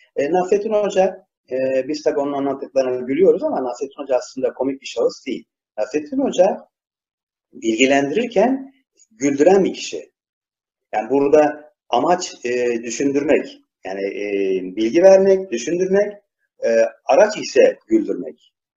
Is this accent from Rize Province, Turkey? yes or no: no; İzmir, Turkey; İzmirliyim ben.